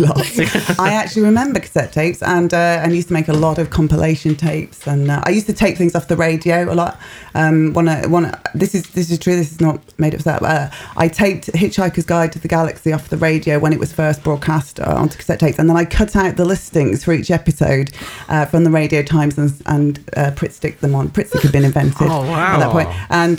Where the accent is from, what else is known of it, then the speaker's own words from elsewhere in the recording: West Midlands, United Kingdom; despite growing up in the West Midlands, as you can tell, you know, it's quite a diverse neighbourhood.